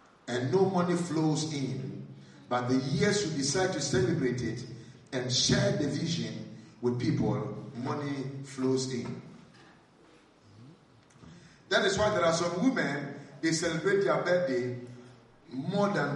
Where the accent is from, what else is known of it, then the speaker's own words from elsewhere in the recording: Ghana; I'm a Ghanaian